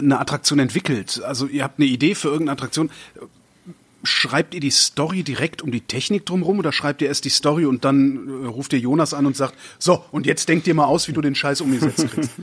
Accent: near Phantasialand, North Rhine-Westphalia, Germany; ich bin in der Nähe des Phantasialands aufgewachsen.

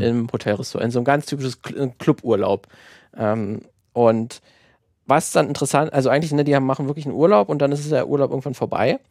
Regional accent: Germany; gerade als Deutscher, der die Grimms Märchen immer natürlich als Kind auch äh, vorgelesen bekommen hat

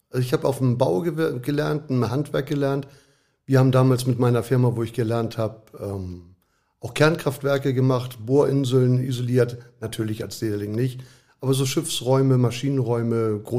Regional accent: Hamburg, Germany; Wo bist du aufgewachsen? In, damals in Hamburg war es Schnelsen, Niendorf, so die Ecke. Da sind wir oft hin und her gezogen.

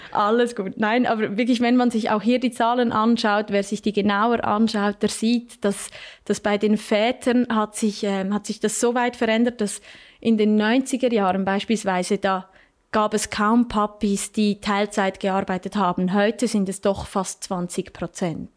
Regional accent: Switzerland; bei uns in der Schweiz

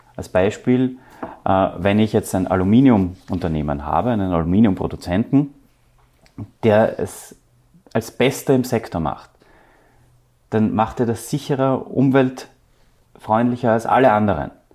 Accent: Austria; wir als Österreicher

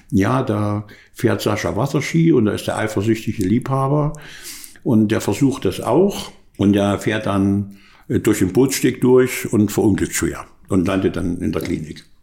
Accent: Bad Segeberg, Schleswig-Holstein, Germany; ich bin in Segeberg aufgewachsen.

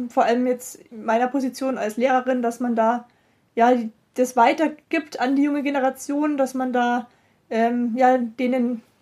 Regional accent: Rosenheim, Bavaria, Germany; born there; ich bin gebürtig aus Rosenheim

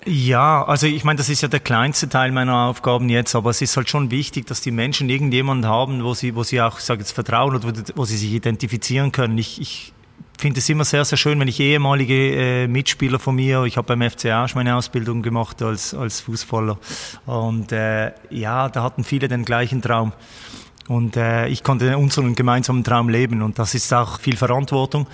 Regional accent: Birseck region, Basel-Landschaft, Switzerland; in der Region Birsek, wo ich aufgewachsen bin

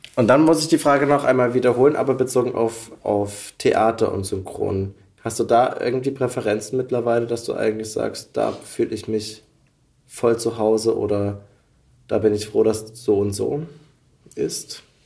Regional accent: near Dresden, Saxony, Germany; Ich komme ja eigentlich aus der Nähe von Dresden.

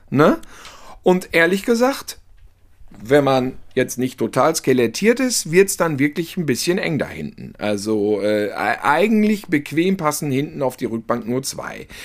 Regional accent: North Rhine-Westphalia, Germany; Und als Ostwestfale habe ich nicht dieses Köln-Düsseldorf-Problem.

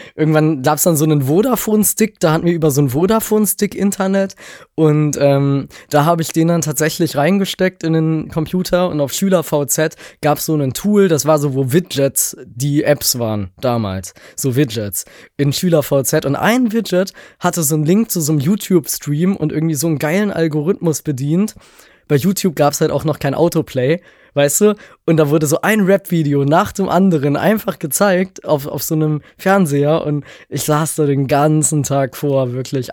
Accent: Leipzig, Saxony, Germany; ich bin aus Leipzig

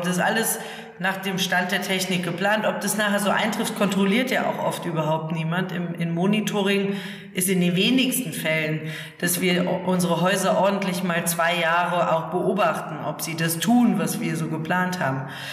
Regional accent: Germany; Ich komme aus der Eifel und aus dem alten Bauernhof, ich bin in einem alten Bauernhof aufgewachsen

